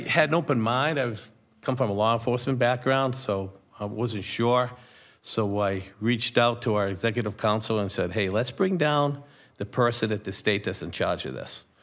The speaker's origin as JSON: {"language": "English", "town": "Rochester", "region": "New Hampshire", "country": "United States", "tie": "born or raised there", "said": "Born and raised in Rochester"}